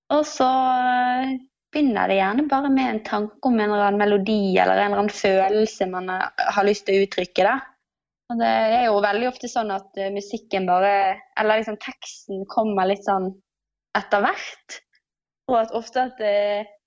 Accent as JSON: {"language": "Norwegian", "town": "Bergen", "region": "Vestland", "country": "Norway", "moved": "as an adult", "lives_now": "Oslo, Norway", "said": "Jeg kommer jo fra Bergen og har vært her de siste Jeg har bodd her i Oslo i de siste seks årene."}